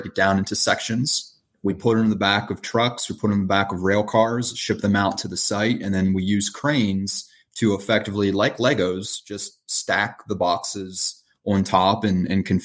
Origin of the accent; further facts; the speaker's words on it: Pennsylvania, United States; now in California, United States; I live in California. Our team is in Pennsylvania. And I'm from Pennsylvania